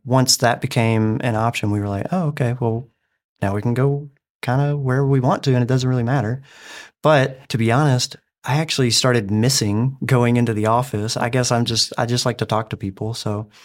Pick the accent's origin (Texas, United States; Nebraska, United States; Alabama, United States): Alabama, United States; moved away as an adult; now in Dover, United States; me growing up in Alabama